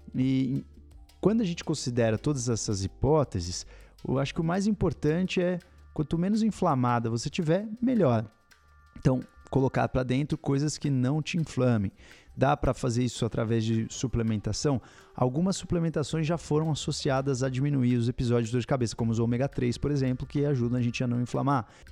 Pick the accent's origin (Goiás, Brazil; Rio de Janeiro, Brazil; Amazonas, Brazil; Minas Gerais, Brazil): Minas Gerais, Brazil; Eu sou mineira